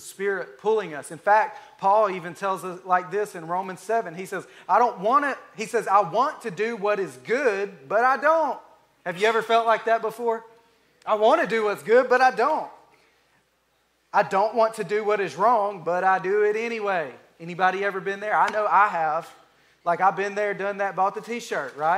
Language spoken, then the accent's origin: English; Alabama, United States; I'm from Alabama